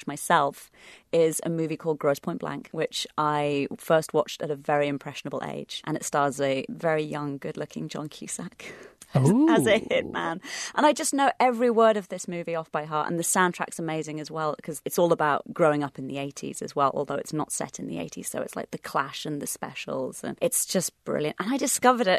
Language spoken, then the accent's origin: English; United Kingdom; now in United States